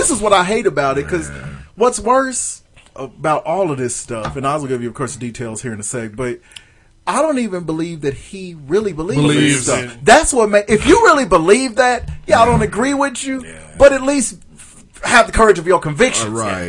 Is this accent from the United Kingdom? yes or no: no; Canada; I'm from Canada.